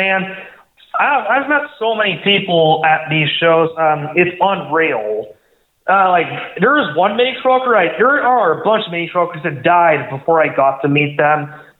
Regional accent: Los Angeles, California, United States; I'm originally from Los Angeles

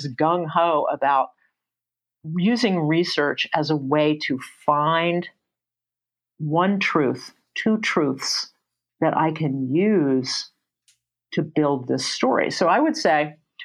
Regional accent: Atlanta, Georgia, United States; I grew up in Atlanta. I grew up in Morningside and Druid Hills

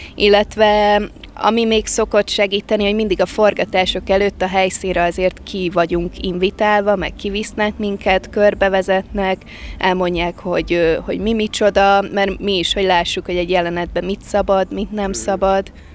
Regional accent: Balatonfüred, Veszprém County, Hungary; also born or lived in Kazincbarcika; Eredetileg Kazincbarcikán születtem, és utána én két-három éves koromba költöztünk Balatonfüredre

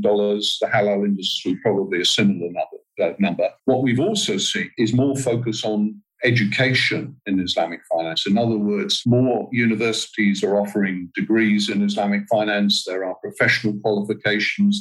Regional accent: United Kingdom; moved away as an adult; also born or lived in Southeast Asia; now in Kuala Lumpur, Malaysia; I'm from the UK originally, but I haven't lived in the UK for now close on 30 years.

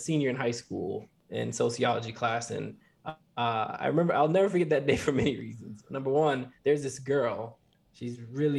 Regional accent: Ethiopia; moved away

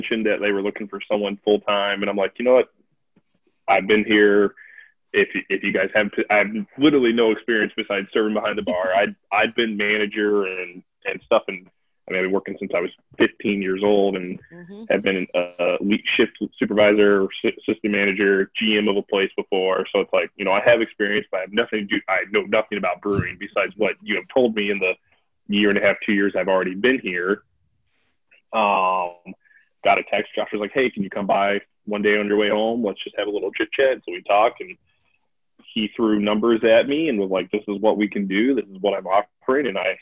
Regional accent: Athens, Illinois, United States; moved away as an adult; I'm also from Central Illinois. My family lives in Springfield. I went to high school in a town called Athens.

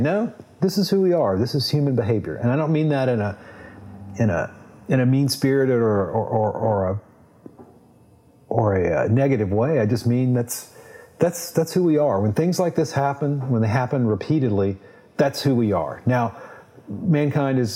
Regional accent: Baton Rouge, Louisiana, United States; growing up in Baton Rouge, going to the LSU football games with my grandfather

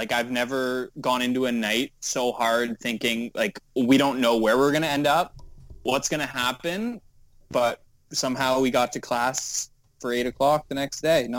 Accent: Windsor, Ontario, Canada; because I'm from Windsor

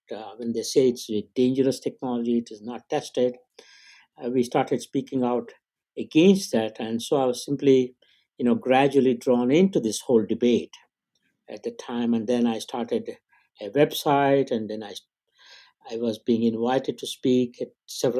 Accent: India; moved away; I grew up in India.

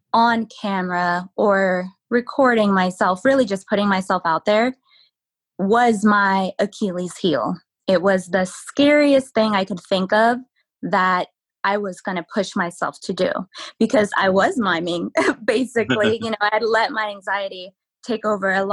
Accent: Oregon, United States; also born or lived in California; now in Washington, United States; I was born in California, moved up to Oregon when we were about seven, when I was about seven, and now I'm in Washington, but both of my parents are originally from El Salvador

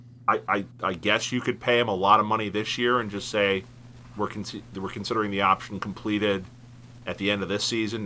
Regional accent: Cincinnati, Ohio, United States; born or raised there

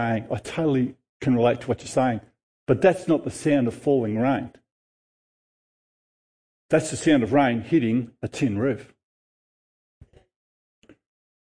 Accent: Noble Park, Victoria, Australia; I grew up in Noble Street, Noble Park

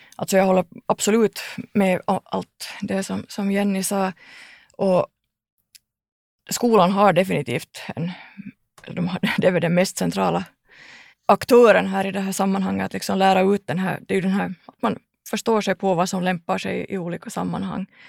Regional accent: Ekenäs, Uusimaa, Finland; jag kommer från Ekenäs

